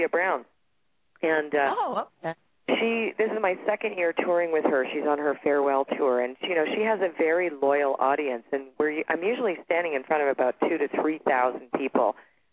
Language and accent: English; Toronto, Ontario, Canada; now in Sedona, United States; I'm originally from Toronto, Canada, and I live in Sedona, Arizona right now